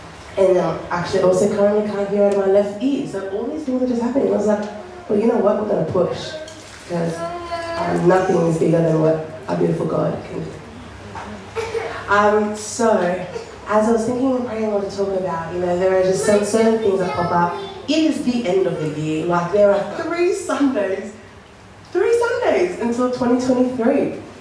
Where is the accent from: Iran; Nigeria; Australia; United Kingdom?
Australia; So I'm so grateful. I love being an Aussie.